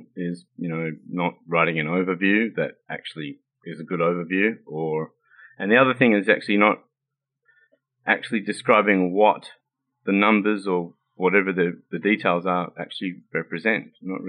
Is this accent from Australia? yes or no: yes; Australia; I'm from Australia.